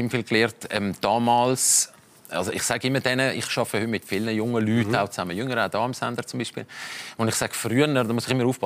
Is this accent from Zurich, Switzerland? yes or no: yes; Limmattal, Zurich, Switzerland; Äh, aus dem Limmatal aus einer äh, sehr intakten Familie.